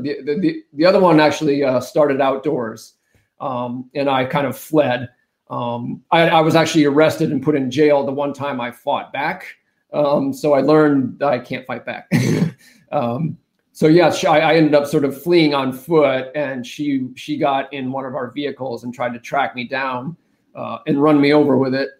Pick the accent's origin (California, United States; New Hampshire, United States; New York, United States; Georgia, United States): New Hampshire, United States; moved away; I take Nataki to my home state of New Hampshire